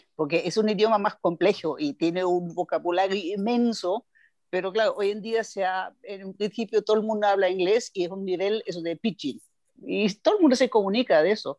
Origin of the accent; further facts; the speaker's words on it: Nuremberg, Bavaria, Germany; Spanish is a second language; moved away; also born or lived in Düsseldorf; Yo soy de Bavaria, de Nuremberg